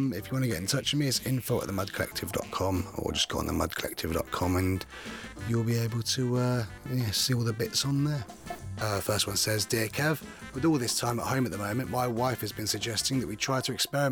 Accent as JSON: {"language": "English", "area": "the Fens", "region": "East of England", "country": "United Kingdom", "said": "I'm from the Fens"}